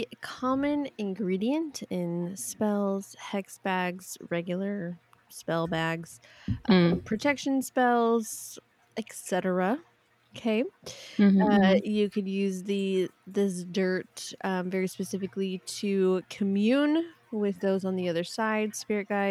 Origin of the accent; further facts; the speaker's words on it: California, United States; I'm just from California